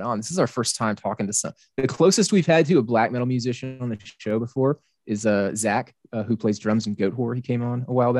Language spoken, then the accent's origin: English; South Arkansas, United States; I grew up in Arkansas, so the weather is very, very similar, South Arkansas